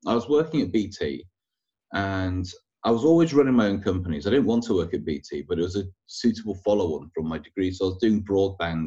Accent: York, Yorkshire and the Humber, United Kingdom; moved away as an adult; also born or lived in Manchester; now in London, United Kingdom; I'm originally from York, and I moved to Manchester when I was 18 to go to university

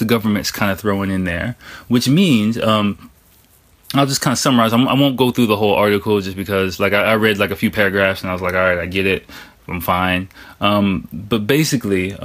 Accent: United States; now in Japan; as an American

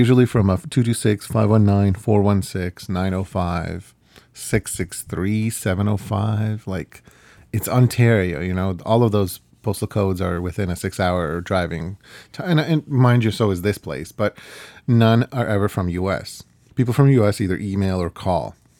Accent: Ukraine; first language Ukrainian; English is a second language; moved away; I'm Ukrainian, I'm from Ukraine

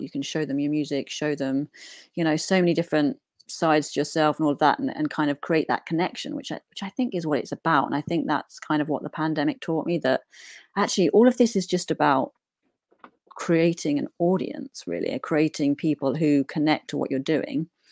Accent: Newport, East of England, United Kingdom; also born or lived in outskirts of east London; now in London, United Kingdom; I grew up in a little village, um, called Newport, Essex

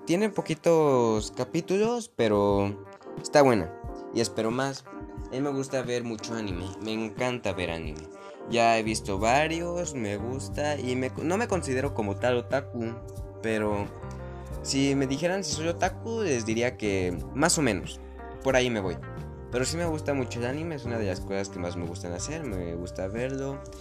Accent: Mexico; Yo vivo en México, soy mexicano de raíz y estoy orgulloso de serlo.

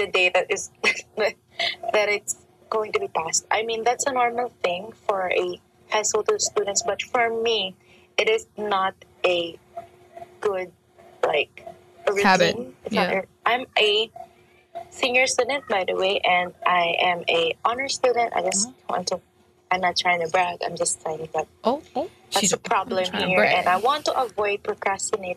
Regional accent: Philippines; I'm from the Philippines

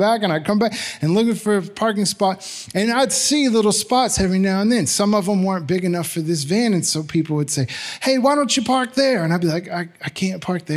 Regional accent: Magnolia, Arkansas, United States; I grew up in Magnolia, Arkansas

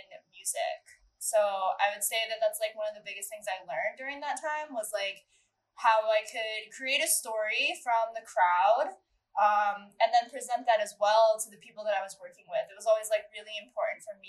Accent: Medina, Ohio, United States; moved away as an adult; also born or lived in Cleveland, Ohio / Columbus, Ohio; now in Chicago, United States; I grew up in Medina, Ohio

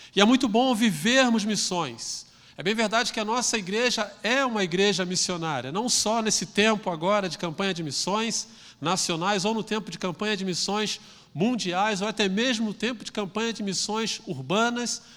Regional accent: Rio de Janeiro, Brazil; aqui no nosso Rio de Janeiro

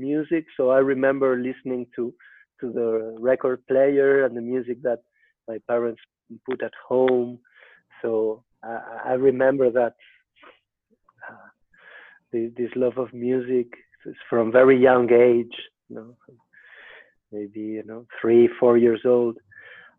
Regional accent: Madrid, Community of Madrid, Spain; I am from Madrid

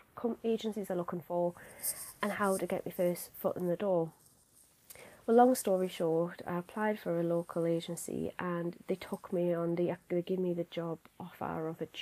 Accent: Newcastle upon Tyne, North East England, United Kingdom; I'm obviously from Newcastle

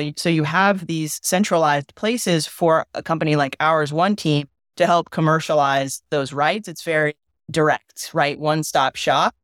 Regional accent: San Diego, California, United States; moved away as an adult; also born or lived in North Carolina; I grew up in Southern California, played on the boys' baseball team in high school for La Jolla High

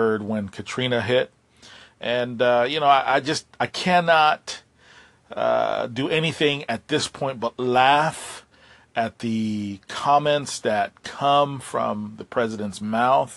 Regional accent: Puerto Rico; I have been busy helping my island recover. I'm from Puerto Rico

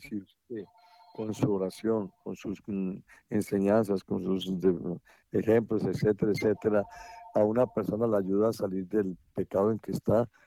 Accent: Colombia; para mí como colombiano

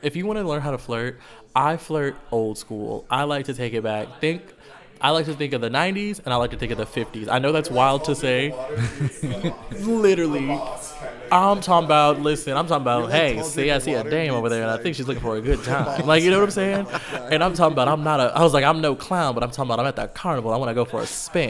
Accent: Texas, United States; where you from? And I'd be like, I'm from Texas.

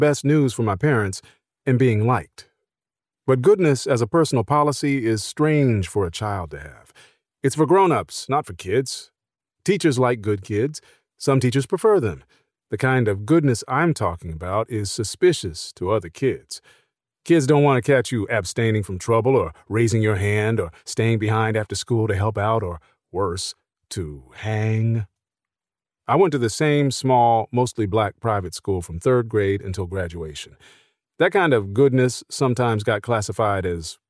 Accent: Philadelphia, Pennsylvania, United States; I grew up in Philadelphia in the 1980s

